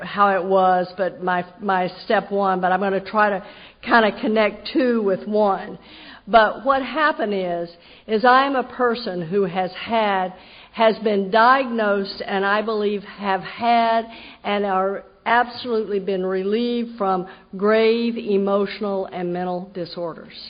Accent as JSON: {"language": "English", "region": "Texas", "country": "United States", "tie": "born or raised there", "moved": "yes", "lives_now": "Jacksonville, United States", "said": "I grew up in Texas."}